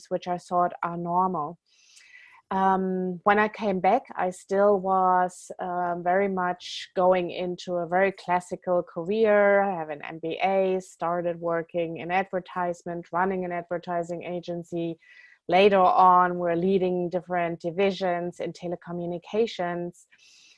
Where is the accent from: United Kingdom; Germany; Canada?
Germany; moved away as an adult; also born or lived in California; Born and raised in Germany